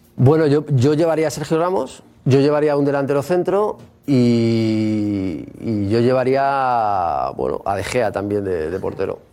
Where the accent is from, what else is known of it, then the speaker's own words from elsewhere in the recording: Spain; Como todo español